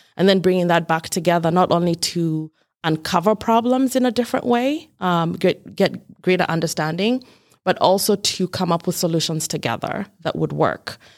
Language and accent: English; Kenya; moved away as an adult; now in Rochester, United States; I was born and raised in Kenya, which is in East Africa